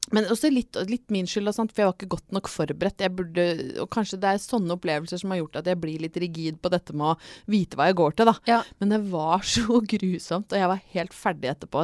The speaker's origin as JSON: {"language": "Norwegian", "town": "Brøttum", "region": "Innlandet", "country": "Norway", "tie": "born or raised there", "said": "jeg er jo fra Brøttum rett utafor Lillehammer. Jeg har vokst opp i OL-rus."}